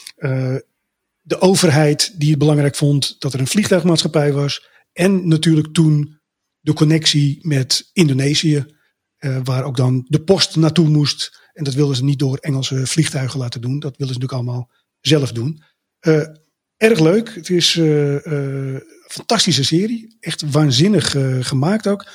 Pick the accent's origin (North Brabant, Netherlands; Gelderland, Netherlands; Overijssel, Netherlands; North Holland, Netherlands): North Holland, Netherlands; Amsterdam; ik kom natuurlijk uit Amsterdam